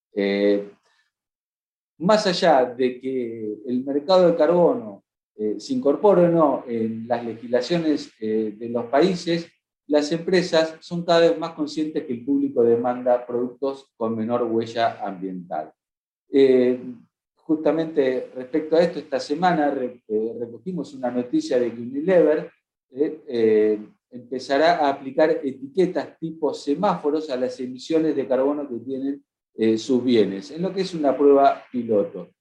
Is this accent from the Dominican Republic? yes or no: no; Argentina; como Argentina, donde somos especialistas en esto de la gestión de la fotosíntesis